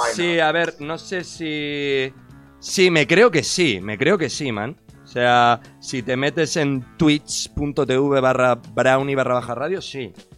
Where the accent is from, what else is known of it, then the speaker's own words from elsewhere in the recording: Murcia, Region of Murcia, Spain; also born or lived in Cartagena; yo soy de Murcia y me he criado toda la vida con raperos viejos